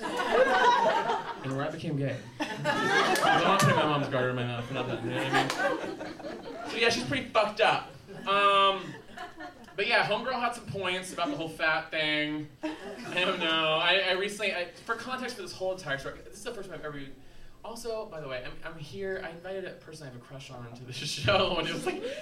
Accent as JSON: {"language": "English", "region": "Southwest Kansas", "country": "United States", "tie": "born or raised there", "moved": "yes", "lives_now": "Chicago, United States", "said": "I grew up in Southwest Kansas"}